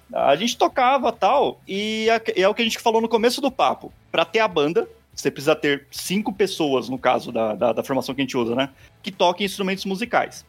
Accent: Osasco, São Paulo, Brazil; eu sou de Osasco, né, aqui na Grande São Paulo.

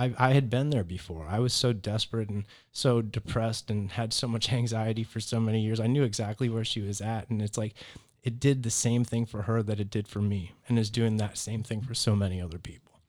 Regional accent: Naples, Florida, United States; also born or lived in Boston, Massachusetts; I'm from Boston, Massachusetts originally, but I've lived here in Naples pretty much my whole life, though. So I moved as a toddler.

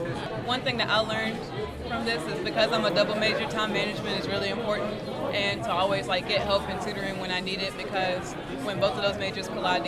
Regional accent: South Boston, Virginia, United States; I'm from South Austin, Virginia. I'm a freshman.

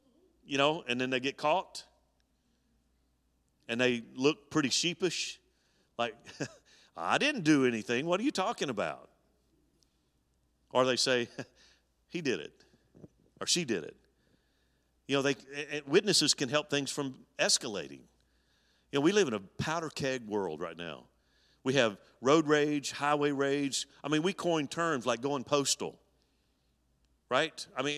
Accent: Alabama, United States; When I was 10 years old, my grandfather founded the church I grew up in Alabama, and we attended that church my early years of growing up.

